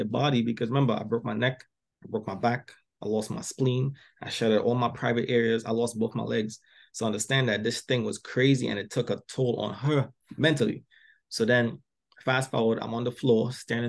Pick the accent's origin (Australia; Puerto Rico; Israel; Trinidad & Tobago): Trinidad & Tobago; also born or lived in Philadelphia, Delaware area; now in Philadelphia area, United States; I came to this country, because I'm from Trinidad originally. I came to this country